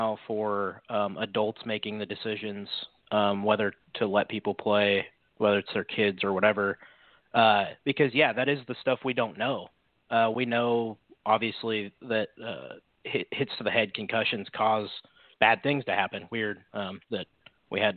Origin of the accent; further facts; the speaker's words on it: Newton, Iowa, United States; I'm from Newton, Iowa